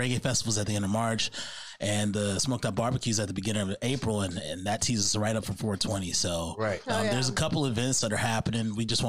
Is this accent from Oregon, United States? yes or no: no; Chicago, Illinois, United States; also born or lived in Arizona; now in Sacramento, United States; everybody who knows me, they know I'm from Chicago